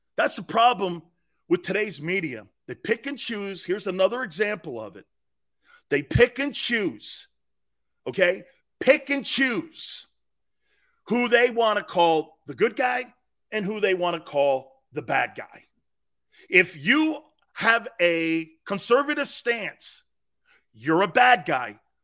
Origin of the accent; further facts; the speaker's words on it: United States; I'm an American